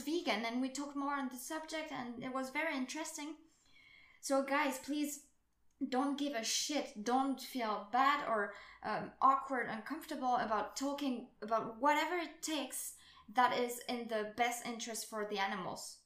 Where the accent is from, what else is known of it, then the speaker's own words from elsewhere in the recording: France; I come from France